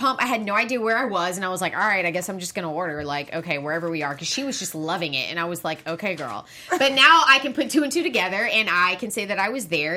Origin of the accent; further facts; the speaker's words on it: Charleston, South Carolina, United States; I'm from the South, I'm from South Carolina